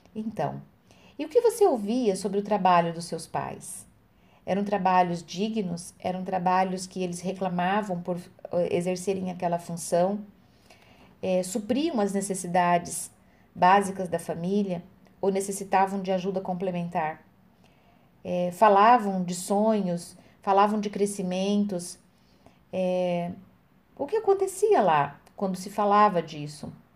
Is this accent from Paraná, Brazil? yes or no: yes; Francisco Alves, Paraná, Brazil; Eu nasci em Francisco Alves